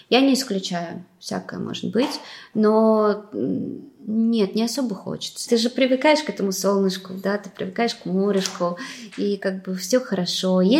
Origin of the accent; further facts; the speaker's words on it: China; Конечно, я считаю, что я выросла в Китае.